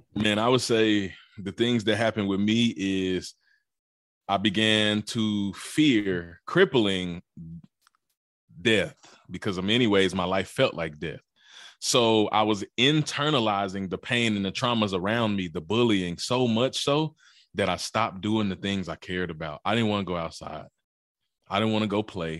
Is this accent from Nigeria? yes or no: no; Mississippi, United States; also born or lived in Memphis, Tennessee; But I'm from Mississippi. I was born in Memphis, Tennessee, raised in Mississippi